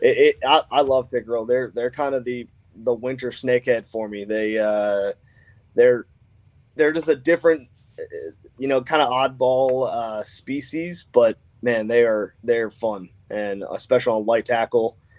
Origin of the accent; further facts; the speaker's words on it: Annapolis, Maryland, United States; I grew up on the Severn, lived here pretty much my whole life in Annapolis